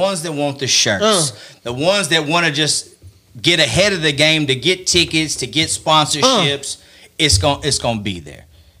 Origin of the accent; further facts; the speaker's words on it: Houston, Texas, United States; So where we grew up over there on the East Side in North Shore and Maybrook.